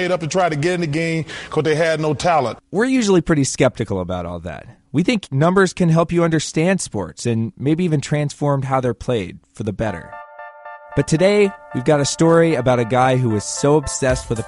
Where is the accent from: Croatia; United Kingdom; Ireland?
United Kingdom; England; now in United States; That's true, Neil. I am actually English.